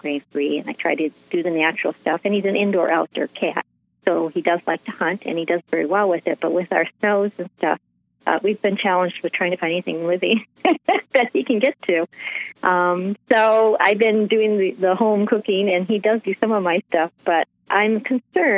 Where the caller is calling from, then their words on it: Michigan, United States; I'm calling from Michigan